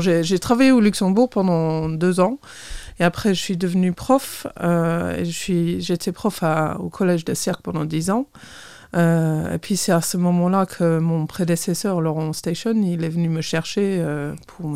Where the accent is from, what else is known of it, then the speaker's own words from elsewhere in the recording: Torquay, South West England, United Kingdom; French is a second language; moved away as an adult; also born or lived in Bath / Belfort; now in Sierck-les-Bains, France; je suis née à Torquay, Torquay, euh, plus exactement, dans le Devon